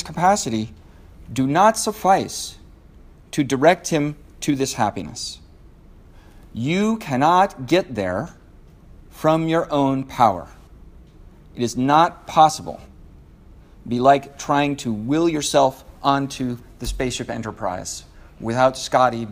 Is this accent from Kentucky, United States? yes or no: no; Seattle, Washington, United States; I'm from Seattle